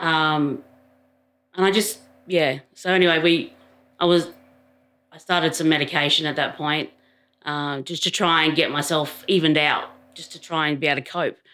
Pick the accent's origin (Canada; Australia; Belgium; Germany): Australia; Adelaide, South Australia; moved away as an adult; now in Canberra, Australia; I grew up in Adelaide many, many years ago.